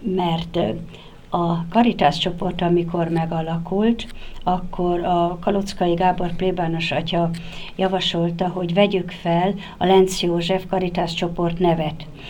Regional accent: Nyékládháza, Borsod-Abaúj-Zemplén, Hungary; Én így születtem Nyéklátházán, Ebben a templomban kereszteltek meg, itt voltam, így gyakorlom mai napig is a hitemet

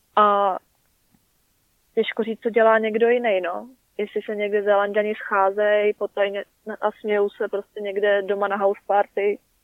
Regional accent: Czechia; now in New Zealand

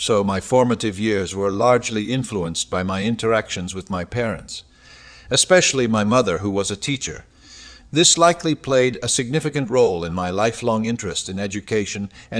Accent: Detroit, Michigan, United States; I grew up in Detroit, Michigan during the Great Depression, which brought with it certain hardships.

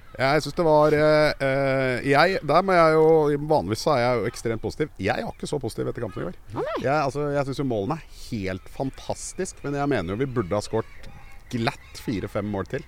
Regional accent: Oslo, Norway; also born or lived in Sagene, Oslo; Jeg er fra Kjelsås.

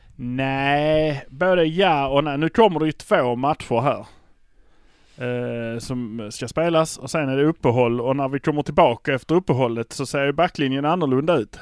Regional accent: Malmö, Skåne, Sweden; vi är från Malmö

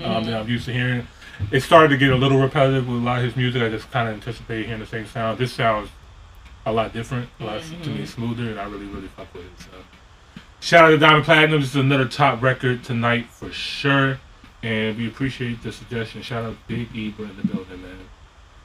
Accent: United States; we're super American. We speak like one language

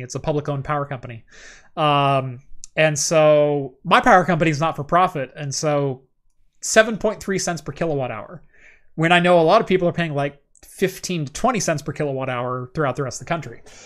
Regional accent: United States; I am true American through and through.

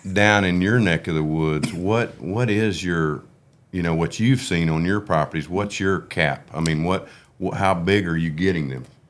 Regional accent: Oklahoma, United States; we're from Oklahoma

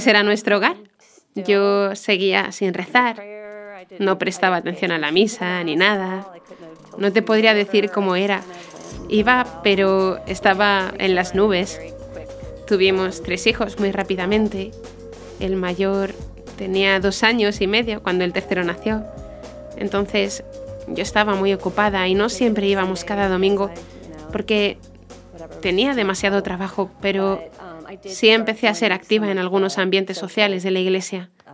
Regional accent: Baltimore, Maryland, United States; now in Jacksonville, Florida, United States; soy de Baltimore, Maryland, pero he estado en Jacksonville, Florida, por casi 30 um, años ya

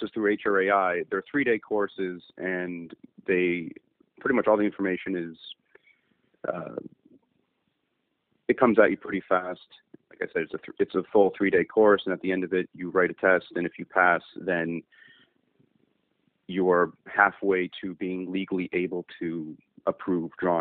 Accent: Niagara Falls, Ontario, Canada; I went to West Lane Secondary in Niagara Falls

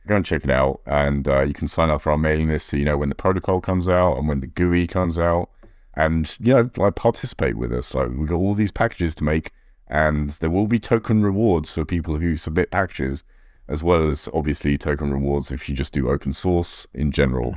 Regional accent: United Kingdom; now in United States; I live in America. I'm an American citizen, but obviously British originally

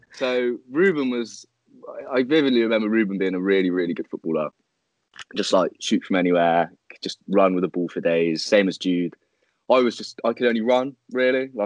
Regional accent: Corston, near Chippenham, South West England, United Kingdom; my hometown. A small hometown called Carlton, which is next to Chippenham

